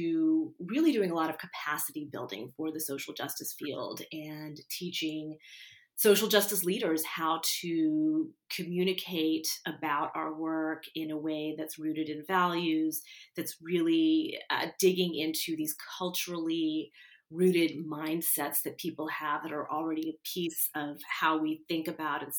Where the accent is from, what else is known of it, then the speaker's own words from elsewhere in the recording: Houston, Texas, United States; I'm from Houston